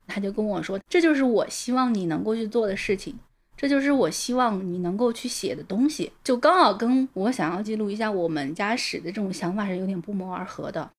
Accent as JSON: {"language": "Chinese", "region": "a small town in Shandong", "country": "China", "tie": "born or raised there", "moved": "as an adult", "said": "因为我本身是从北方的小镇里面长大的嘛 现在我是主动地把自己移植到南方的土壤上面来了"}